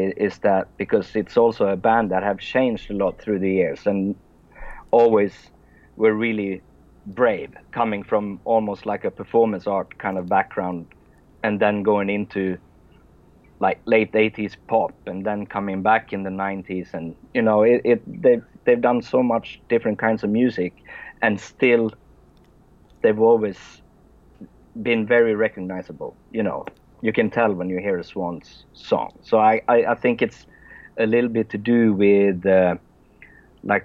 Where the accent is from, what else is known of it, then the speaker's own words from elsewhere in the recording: Sweden; English is a second language; English is not my first language, since I'm Swedish